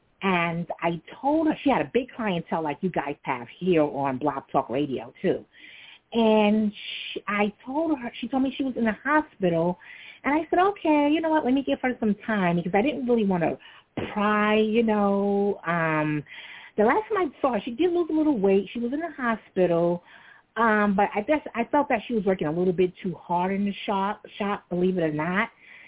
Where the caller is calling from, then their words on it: New York City, New York, United States; I'm calling from Brooklyn.